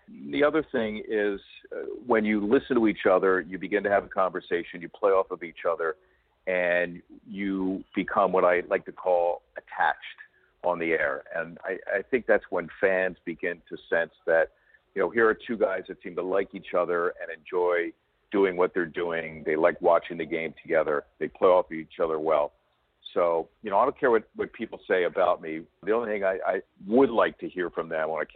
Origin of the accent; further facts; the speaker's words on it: Philadelphia, Pennsylvania, United States; I grew up in Philadelphia